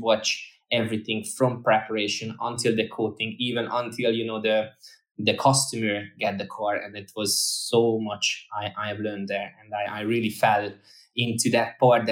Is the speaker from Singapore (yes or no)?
no; Hungary; moved away as an adult; also born or lived in Ireland; I lived in Ireland for almost 5 years, and we just moved back to Hungary where I'm originally from